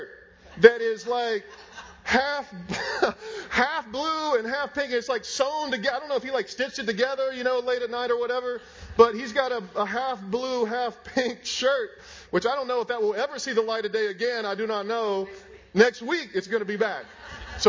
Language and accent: English; Raleigh, North Carolina, United States; moved away; I'm from Raleigh. My parents are there.